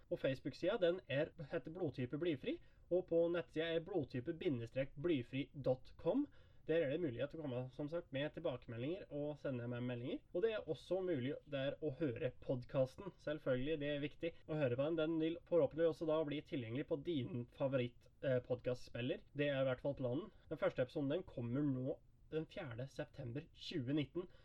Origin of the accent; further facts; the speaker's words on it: Hedmark, Innlandet, Norway; Jeg er fra Hedmark